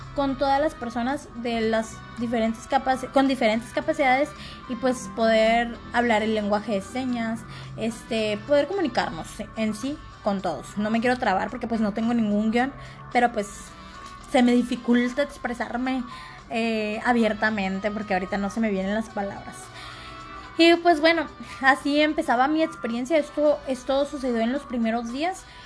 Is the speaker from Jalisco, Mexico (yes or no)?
no; Costa Rica, Sinaloa, Mexico; yo de Costa Rica